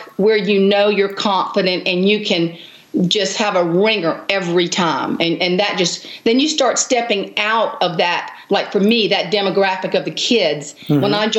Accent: the Low Country, South Carolina, United States; I grew up in the Low Country, and now I live in this little teeny town in the middle of South Carolina, but it's sweet.

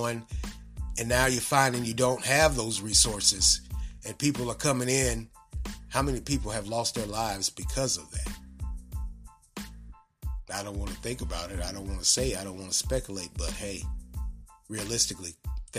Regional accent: United States; we as American citizens and taxpayers

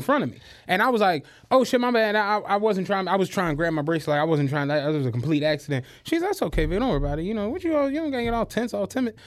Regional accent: Philadelphia, Pennsylvania, United States; I'm from Philly

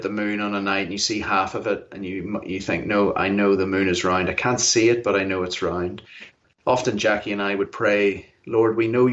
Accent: Belfast, Northern Ireland, United Kingdom; moved away as an adult; also born or lived in Africa / Cambridge, England; now in United States; I'm from Belfast, Northern Ireland, originally

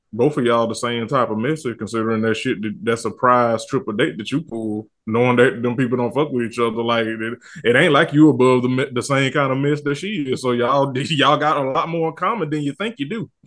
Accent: the South, United States; I'm from the South in the country

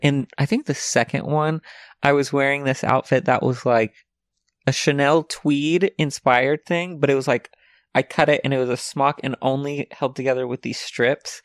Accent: the South, United States; now in Los Angeles, United States; I'm from the South

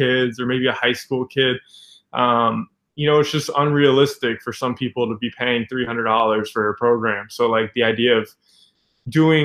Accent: Boca Raton, Florida, United States; moved away as an adult; also born or lived in Miami, Florida / Gainesville, Florida / Orlando, Florida; now in New York, United States; I'm originally was born in Miami. I grew up there for about 7, 8, 9 years. Then I moved to Palm Beach County, and I grew up in Boca Raton, Florida.

